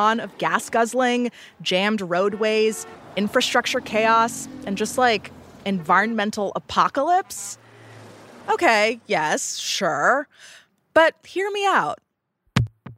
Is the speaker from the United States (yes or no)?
yes; California, United States; I'm from California.